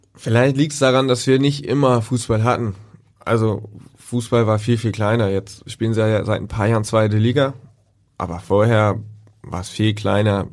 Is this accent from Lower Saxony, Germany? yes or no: no; Altenholz, Schleswig-Holstein, Germany; also born or lived in Kiel; now in Hamburg, Germany; ich bin in Kiel sogar geboren, habe da kurz noch gewohnt und dann sind wir nach Altenholz gezogen. Da wohnen sie immer noch